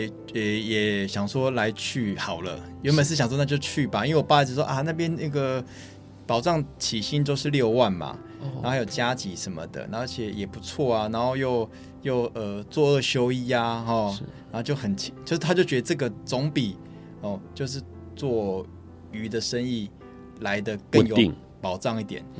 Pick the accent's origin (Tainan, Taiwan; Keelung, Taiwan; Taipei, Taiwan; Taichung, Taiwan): Keelung, Taiwan; Hello，大家好，我是来自基隆的海尊鲜品老板